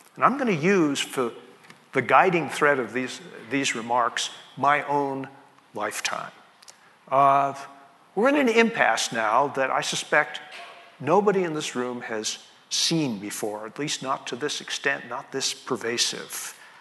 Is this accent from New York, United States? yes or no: yes; New York City, New York, United States; I was born in the Brooklyn Navy Yard